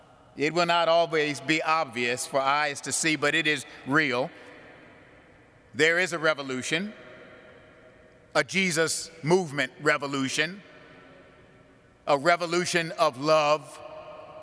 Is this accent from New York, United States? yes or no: yes; Buffalo, New York, United States; When I was a little boy growing up in St. Philip's Church in Buffalo, New York